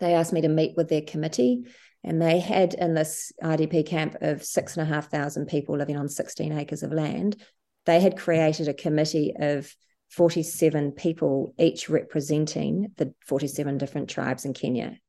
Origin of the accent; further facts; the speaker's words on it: New Zealand; moved away as an adult; now in Sydney, Australia; I moved from New Zealand, where I'm from, where I worked in, in the hospitals to Sydney